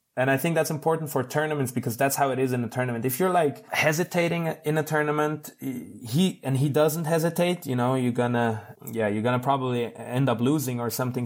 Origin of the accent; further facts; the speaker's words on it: Switzerland; I'm from Switzerland. People have, usually have a good life here.